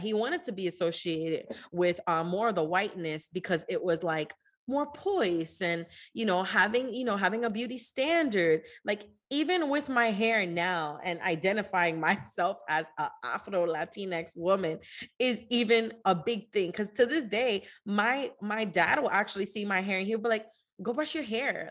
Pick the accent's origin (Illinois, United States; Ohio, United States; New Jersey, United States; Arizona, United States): New Jersey, United States; growing up in New Jersey